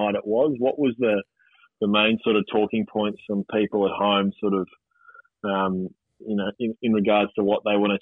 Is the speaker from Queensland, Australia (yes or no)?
yes; Queensland, Australia; as a Queenslander